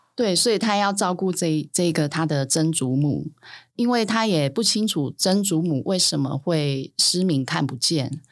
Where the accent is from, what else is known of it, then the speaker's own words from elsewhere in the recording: Sanchong, New Taipei, Taiwan; 我就是在三重出生长大